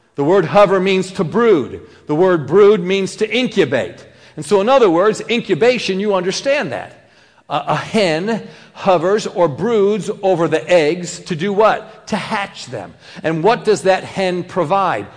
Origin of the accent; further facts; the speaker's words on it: New York, United States; I'm, I'm New Yorker